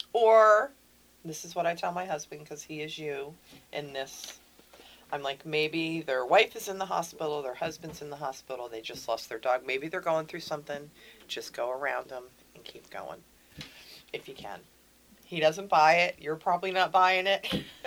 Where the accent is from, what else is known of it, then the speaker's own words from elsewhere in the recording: Pennsylvania, United States; moved away as an adult; also born or lived in Texas; I'm from Pennsylvania.